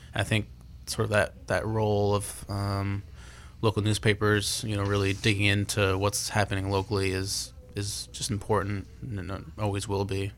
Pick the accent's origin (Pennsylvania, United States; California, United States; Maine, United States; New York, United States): Maine, United States; Portland; I grew up in Portland. Uh, I still live in Portland